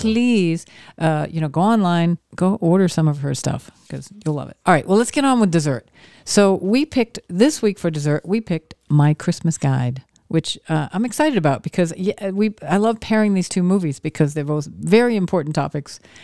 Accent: Maine, United States; I grew up in Maine

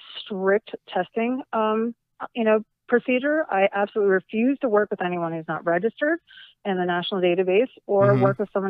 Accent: Cherry Hill, New Jersey, United States; moved away; also born or lived in Camden, New Jersey; I grew up in South Jersey

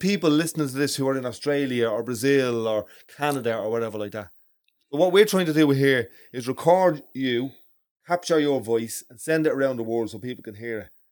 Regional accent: Ireland; as Irish people, um, as non-travellers

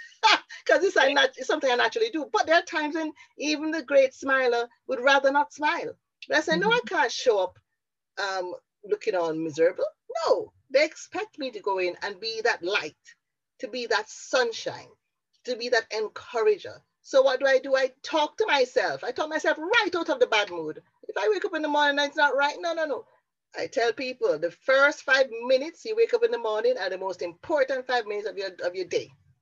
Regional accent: Jamaica; also born or lived in Bradford; now in Wales, United Kingdom; when I moved from Jamaica to Bradford to Wales and had to go out and network in a marketplace

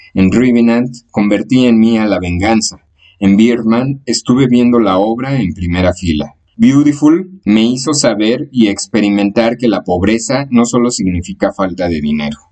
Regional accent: Mexico; soy mexicano

